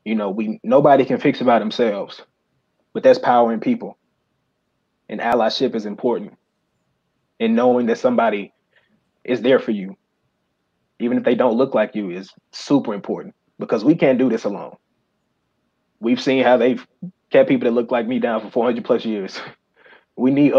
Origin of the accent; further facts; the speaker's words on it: Memphis, Tennessee, United States; I grew up in Memphis. I went to Whitehaven High School